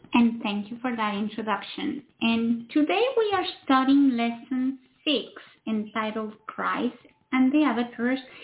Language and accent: English; Mexico; now in United States; I come from Mexico